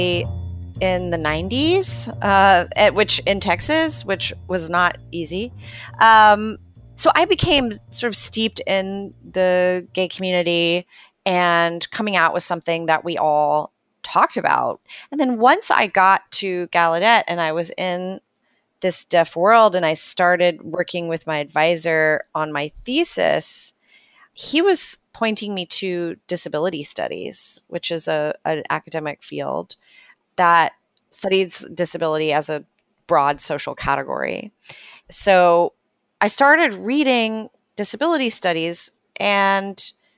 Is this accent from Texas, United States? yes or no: yes; Texas, United States; I grew up in Texas